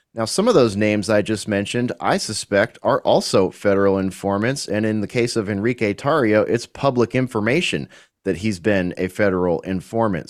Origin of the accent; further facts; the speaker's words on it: United States; as an American